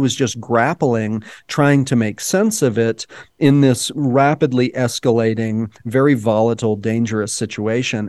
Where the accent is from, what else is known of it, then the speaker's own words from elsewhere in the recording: Dallas, Texas, United States; And I, too, grew up in Texas, right? I, I grew up in Dallas, not far away from it